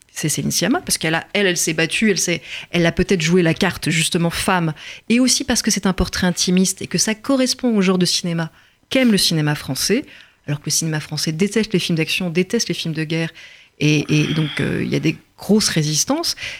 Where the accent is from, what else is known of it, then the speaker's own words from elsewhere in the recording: France; je suis française